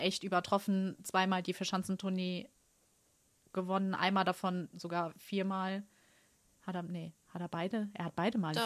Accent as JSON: {"language": "German", "country": "Germany", "said": "ich als Deutsche"}